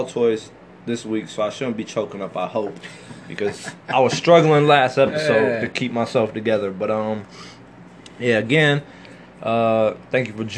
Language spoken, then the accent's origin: English; Cleveland, Ohio, United States; we're from Cleveland. We've been here forever